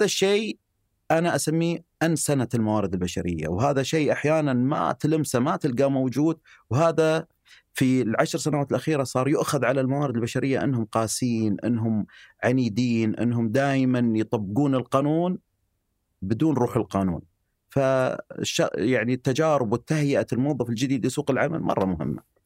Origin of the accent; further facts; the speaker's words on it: Eastern Province, Saudi Arabia; اني يعني من الشرقيه